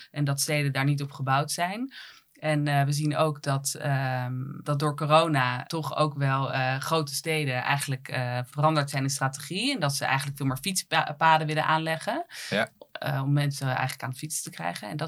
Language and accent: Dutch; Netherlands; Eh, het feit dat wij uit Nederland komen, dat, dat, dat is heel belangrijk voor, voor, voor, voor consumenten.